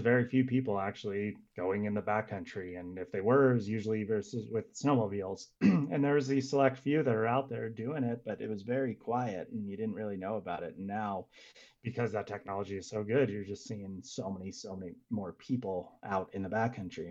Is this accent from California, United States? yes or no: yes; Santa Cruz, California, United States; also born or lived in Squaw Valley, California; I'm originally from Santa Cruz, California